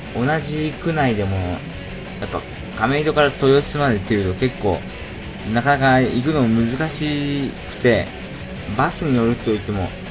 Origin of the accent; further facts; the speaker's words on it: Shizuoka, Japan; now in Tokyo, Japan; 私の出身地、静岡県